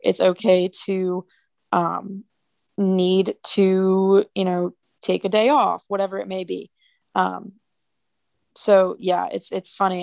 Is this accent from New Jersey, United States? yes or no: yes; New Jersey, United States; I'm from New Jersey